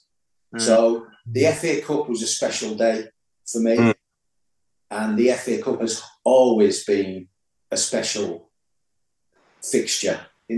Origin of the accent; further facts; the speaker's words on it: Middlesbrough, North East England, United Kingdom; As a kid, obviously, I'm from Middlesbrough.